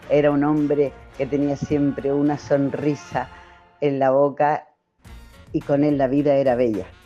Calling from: Seville, Andalusia, Spain; No sé si he dicho que soy de Sevilla

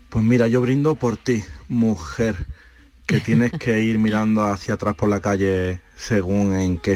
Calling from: Madrid, Community of Madrid, Spain; de Madrid.

